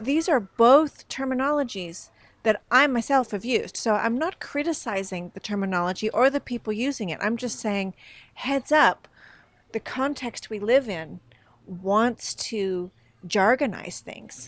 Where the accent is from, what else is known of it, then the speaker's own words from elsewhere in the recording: Northern California, United States; now in Sweden; I, I come from Northern California